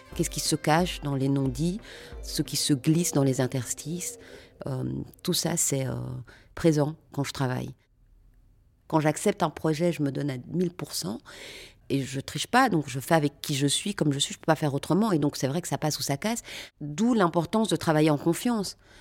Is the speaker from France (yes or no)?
no; Brussels, Brussels-Capital Region, Belgium; also born or lived in Lembeek; Je suis née à Bruxelles, dans une cité qui s'appelle Andromède, un quartier populaire. Euh, j'ai fréquenté des écoles, pour le coup, euh, là, on est sur autre chose, donc le Collège Saint-Michel